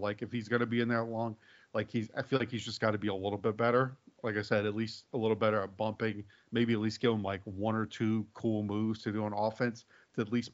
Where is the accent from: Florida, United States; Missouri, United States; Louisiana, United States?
Louisiana, United States; hometown with Rougarou Fest; in my hometown, there's an entire Rougarou Fest